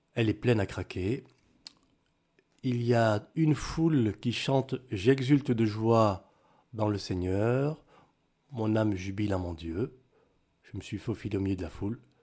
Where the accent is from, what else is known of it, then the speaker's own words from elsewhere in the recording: France; also born or lived in Cameroon; je suis métisse, euh, Cameroun de France.